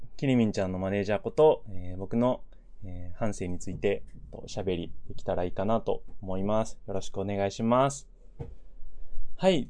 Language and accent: Japanese; Ibaraki, Japan; also born or lived in Saitama; 生まれは埼玉なんですけど、えっと、幼稚園の時に、親の仕事の関係で茨城に引っ越したので、まあ実質えー、茨城育ちですね。茨城育ちです。茨城出身と普段は言っています。